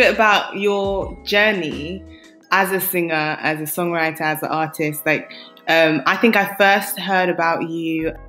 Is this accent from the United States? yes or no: no; Nigeria; I'm Nigerian as well.